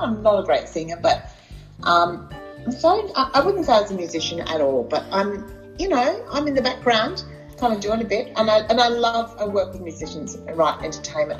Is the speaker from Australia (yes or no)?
yes; Wondai, Queensland, Australia; Bondi is a town um, in Western Queensland. It's by a place called the South Burnett near Kingaroy.